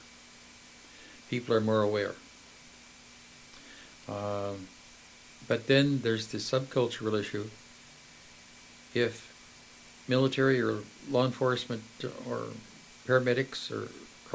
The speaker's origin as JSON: {"language": "English", "country": "Canada"}